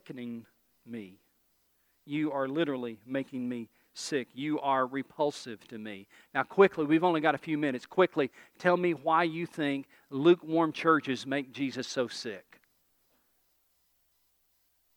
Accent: East Tennessee, United States; I'm from East Tennessee

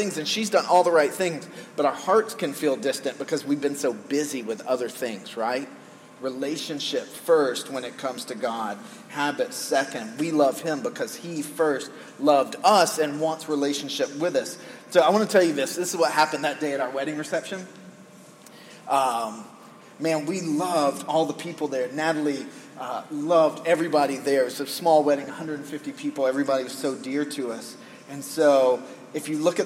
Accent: United States; as an American male living in the most sexualized culture in the world

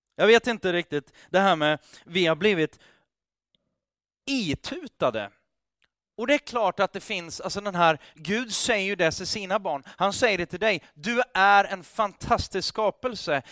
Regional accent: Sweden; Vi är ju svenskar

